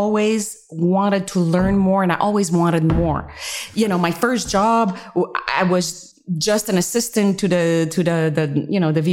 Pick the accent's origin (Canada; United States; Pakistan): Canada; Montreal, Quebec; moved away; I'm originally from Canada. I'm French Canadian, from Montreal, and my upbringing